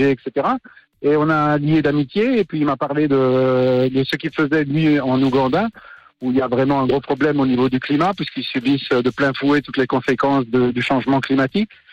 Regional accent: Lausanne, Vaud, Switzerland; Je suis de Lausanne

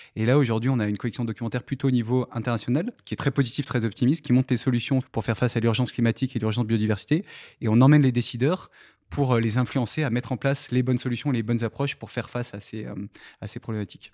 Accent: Saint-Paul-de-Varces, Auvergne-Rhône-Alpes, France; also born or lived in Saint-Hilaire-du-Touvet; Je suis né dans, à Saint-Paul-de-Vars, donc euh, le petit village qui est au, sud de Grenoble, dans le Vercors

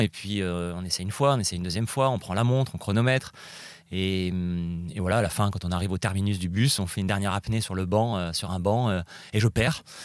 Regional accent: Nice, Provence-Alpes-Côte d'Azur, France; j'habite à Nice, je suis né à Nice, j'ai grandi là-bas

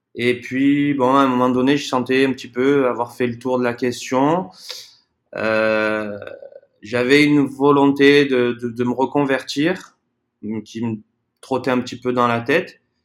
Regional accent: south of France, France; moved away as an adult; also born or lived in Brazil; now in Playa del Carmen, Mexico; nous à la base, on est du sud de la France

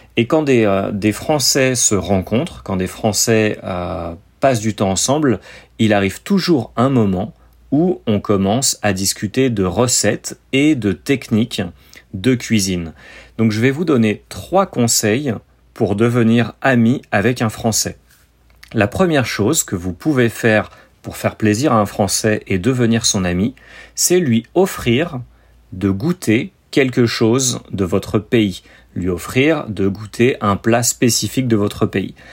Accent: France

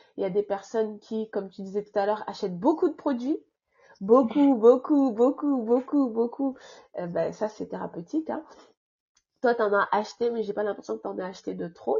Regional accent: France; also born or lived in Île-de-France; je suis, d'origine comorienne, mes parents sont comoriens tous les deux, mais j'ai grandi en France, donc je suis française

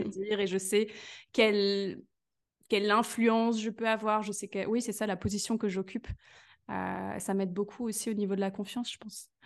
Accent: Belgium; je suis de Belgique

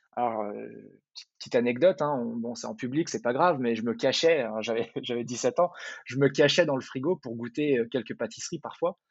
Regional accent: Val-de-Marne, Paris region, Île-de-France, France; moved away as an adult; also born or lived in Dubai, United Arab Emirates; now in Chicago, United States; Je suis originaire de Paris, ou de la région parisienne. Euh, j'ai grandi dans le Val-de-Marne

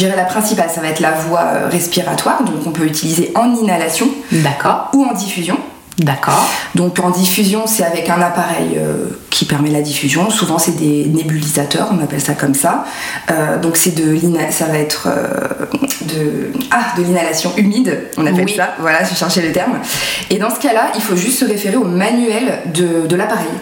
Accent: France; on est français

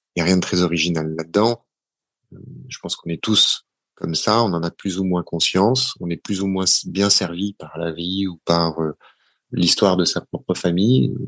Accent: Paris, Île-de-France, France; born or raised there

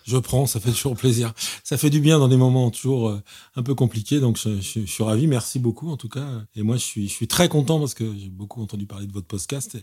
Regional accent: Paris, Île-de-France, France; je suis parisien, né à Paris

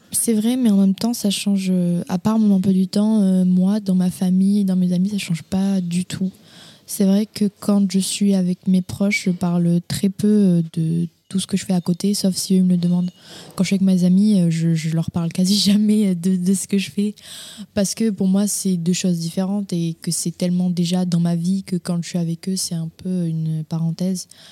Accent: Castres, Occitania, France; moved away; je suis née à Castres, dans le Tarn. C'est dans le sud-ouest de la France

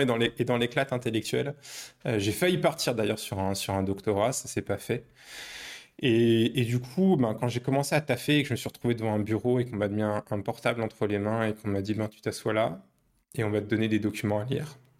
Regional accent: Paris, Île-de-France, France; moved away as an adult; now in Poland; je suis parisien à la base. Je suis né à Paris, j'ai grandi à Paris, j'ai fait mes études à Paris

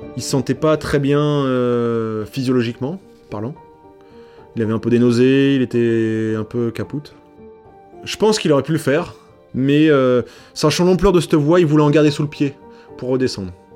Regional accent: Paris, Île-de-France, France; now in Servoz, France; je suis originaire de Paris

